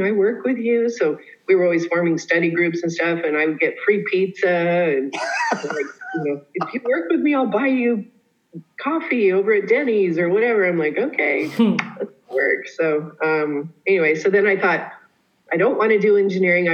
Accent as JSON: {"language": "English", "region": "Colorado", "country": "United States", "tie": "born or raised there", "said": "I grew up in Colorado"}